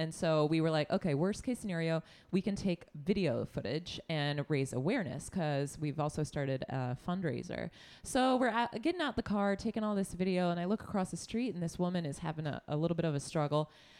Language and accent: English; New York, United States; Like, guess what? We're from New York.